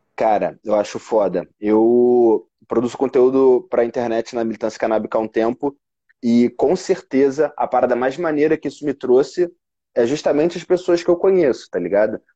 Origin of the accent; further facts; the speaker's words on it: Rio de Janeiro, Brazil; also born or lived in São Paulo; Eu sou do Rio de Janeiro